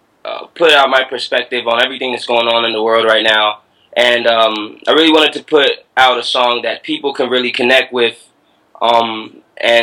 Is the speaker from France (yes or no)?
no; Prince George's County, Maryland, United States; I grew up in Atlanta, Maryland. It's really a little-known town in PG County